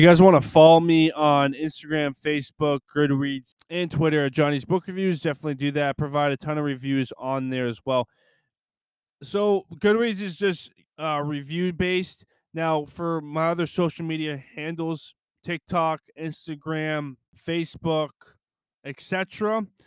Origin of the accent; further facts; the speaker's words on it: Lisbon, Portugal; with my mom, growing up in Lisbon